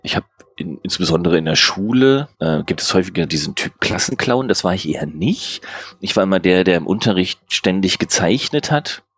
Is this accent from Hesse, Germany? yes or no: no; Hamburg, Germany; Ich komme aus Hamburg.